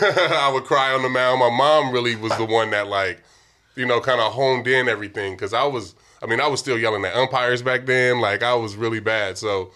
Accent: Vallejo, California, United States; also born or lived in Oakland; where I grew up in Vallejo

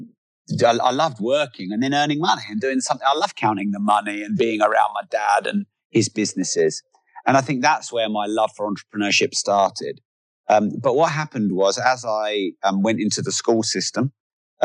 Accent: England, United Kingdom; I'm very English

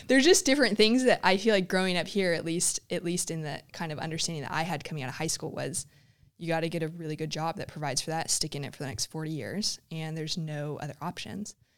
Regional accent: Huntington Beach, California, United States; moved away as an adult; also born or lived in South Africa / Thirroul, Australia; I grew up in Huntington Beach, um, just up the road

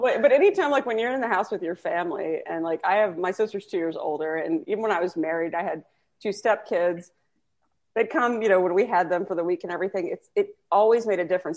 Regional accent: Texas, United States; I'm from Texas

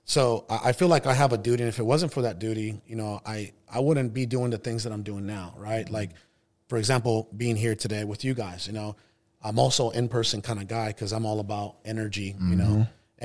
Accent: Hermosillo, Sonora, Mexico; born there; I was actually born in Mexico. I was born in Hermosillo, Sonora, which is the capital of a northern state in Mexico, Sonora.

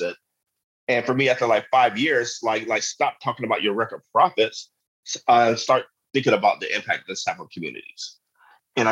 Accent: Pittsburgh, Pennsylvania, United States; in my hometown.

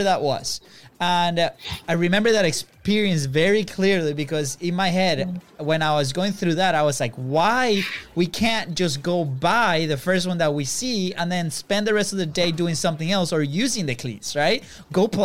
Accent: Venezuela; moved away; we come from Venezuela, a third world country. And we grew up with a parent

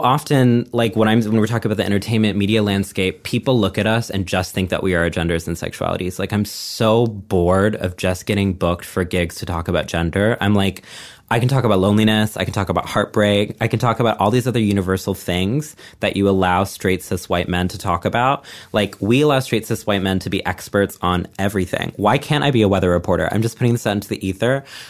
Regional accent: Texas, United States; then I'm going to be in Texas, my hometown, putting together our first Pride party in like a decade, I think.

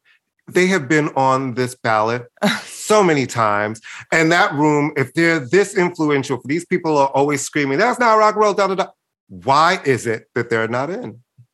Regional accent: New York City, New York, United States; growing up in New York

